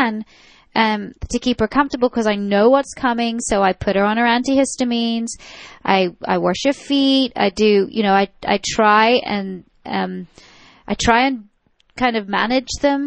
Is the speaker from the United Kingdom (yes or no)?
yes; United Kingdom; now in Atlanta, United States; I'm the Brit